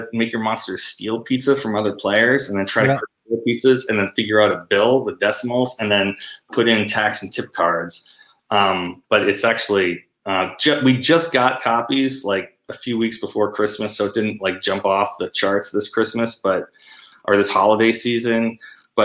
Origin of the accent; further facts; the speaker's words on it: Amherst, United States; we knew so many different types of people growing up in Amherst